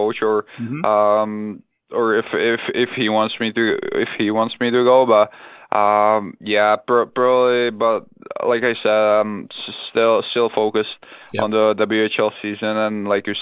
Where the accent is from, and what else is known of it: Czechia; born or raised there; English is a second language; moved away; also born or lived in Finland